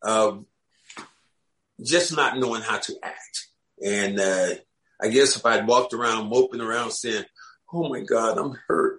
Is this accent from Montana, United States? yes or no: no; Kinston, North Carolina, United States; I'm from Kinston, maybe 20 miles away